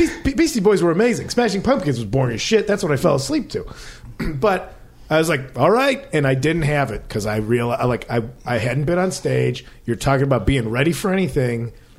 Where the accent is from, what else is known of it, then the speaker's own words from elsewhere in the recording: Chicago, Illinois, United States; I'm actually from Chicago.